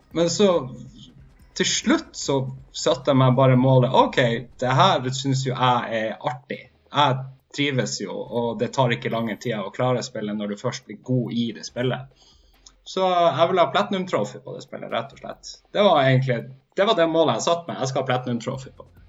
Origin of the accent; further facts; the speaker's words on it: Hammerfest, Troms og Finnmark, Norway; er fra Hammerfest, og jeg er fortsatt finnmarking